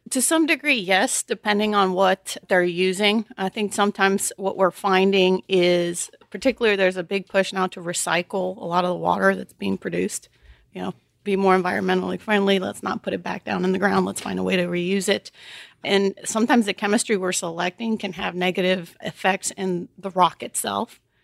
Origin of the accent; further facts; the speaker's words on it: Chicago, Illinois, United States; also born or lived in Texas; now in Houston, United States; I grew up in Chicago.